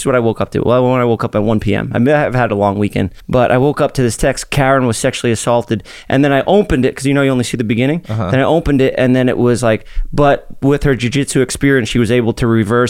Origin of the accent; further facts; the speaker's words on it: Staten Island, New York, United States; Staten Island.